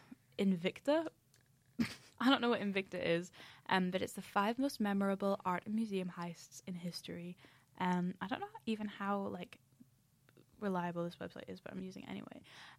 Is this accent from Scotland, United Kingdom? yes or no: yes; Scotland, United Kingdom; No, I have like a super mellow accent, but I'm from Scotland.